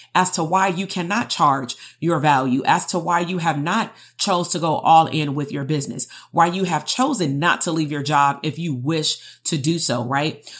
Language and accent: English; Compton, California, United States; growing up in Compton amongst my peers